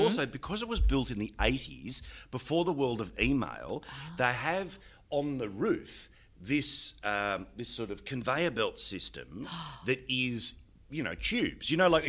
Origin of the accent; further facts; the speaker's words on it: Australia; But, of course, I'm little Aussie battler who doesn't get mentioned in the Parliament.